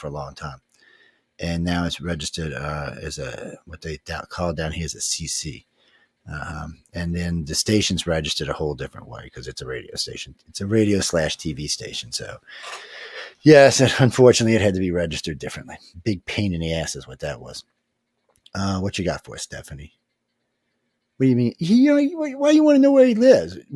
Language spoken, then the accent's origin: English; New Orleans, Louisiana, United States; I'm actually from New Orleans